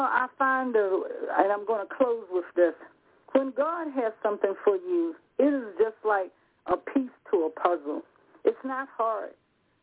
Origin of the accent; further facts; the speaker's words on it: Rocky Mount, North Carolina, United States; I'm from the South myself, by Rocky Mount.